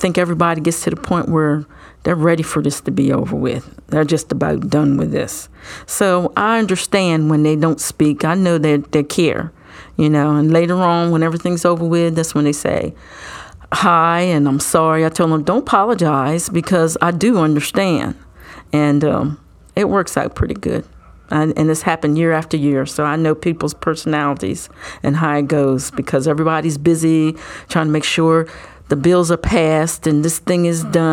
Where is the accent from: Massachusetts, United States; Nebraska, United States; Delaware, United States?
Delaware, United States; I was born and raised in Delaware, went to school here and graduated